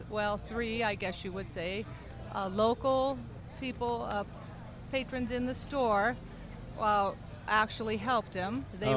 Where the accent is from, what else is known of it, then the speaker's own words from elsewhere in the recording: Coeur d'Alene, Idaho, United States; Coeur d'Alene, Idaho.